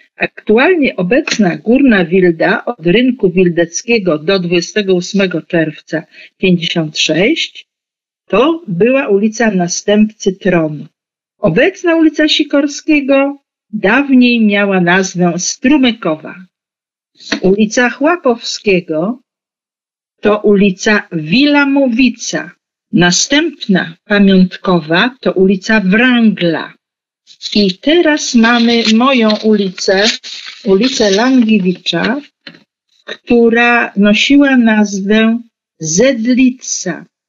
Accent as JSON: {"language": "Polish", "town": "Poznań", "region": "Greater Poland", "country": "Poland", "tie": "born or raised there", "said": "Urodziłam się w Poznaniu w kamienicy, która mieściła się pomiędzy Rynkiem Łazarskim a ulicą Dmowskiego. I początek mego dzieciństwa to ulica Tomickiego"}